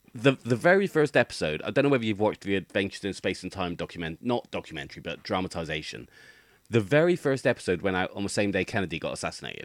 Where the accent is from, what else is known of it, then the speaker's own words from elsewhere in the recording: United Kingdom; as a British person